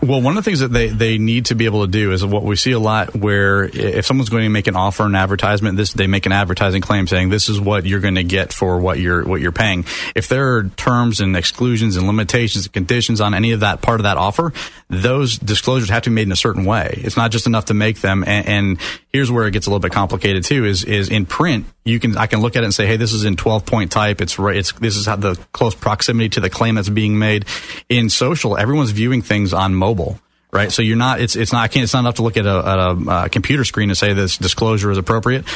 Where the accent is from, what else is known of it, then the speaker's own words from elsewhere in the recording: Sarasota, Florida, United States; also born or lived in Detroit, Michigan; now in Orlando, United States; from Detroit, Michigan, and moved down with my family when I was about nine years old to uh, Sarasota, Bradenton area